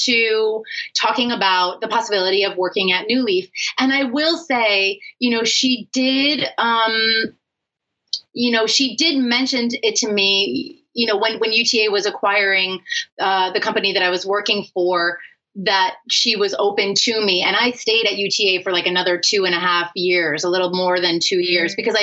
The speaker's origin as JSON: {"language": "English", "town": "New York City", "region": "New York", "country": "United States", "tie": "born or raised there", "said": "I grew up in Manhattan."}